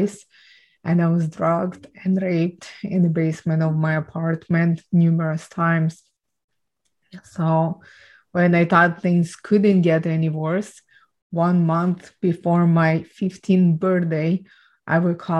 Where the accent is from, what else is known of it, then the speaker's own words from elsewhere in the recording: Ukraine; I was born and raised in Ukraine